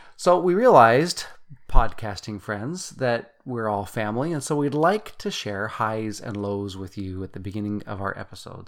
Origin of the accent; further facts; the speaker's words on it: Utah, United States; moved away as an adult; also born or lived in Germany; we come from Utah originally